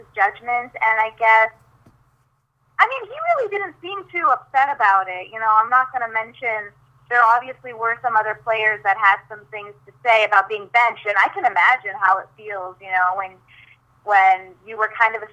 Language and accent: English; Midwest, United States; growing up in the Midwest